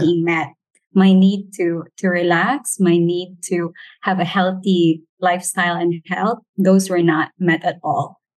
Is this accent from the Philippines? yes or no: yes; Philippines; as a Filipino